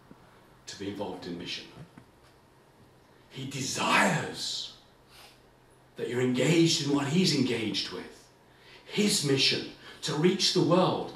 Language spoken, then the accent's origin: English; England, United Kingdom; I'm English. I'm sorry, I'm in Northern Ireland. I feel a bit out of place. I don't speak like you folk do.